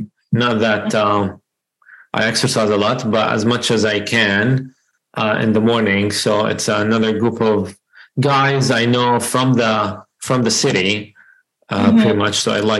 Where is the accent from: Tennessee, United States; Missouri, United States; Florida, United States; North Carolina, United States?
North Carolina, United States; Yeah, so I'm from North Carolina. I live in Winston-Salem, North Carolina, close to the west side of North Carolina.